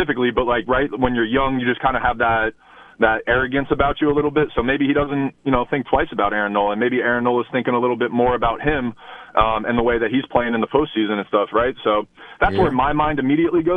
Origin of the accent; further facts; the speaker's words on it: New Jersey, United States; I grew up in Jersey